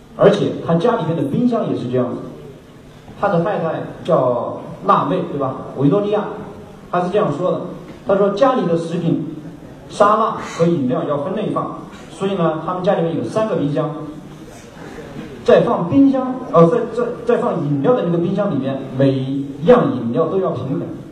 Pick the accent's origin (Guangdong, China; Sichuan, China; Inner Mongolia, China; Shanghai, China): Sichuan, China; moved away as an adult; also born or lived in Beijing; 因为我是四川人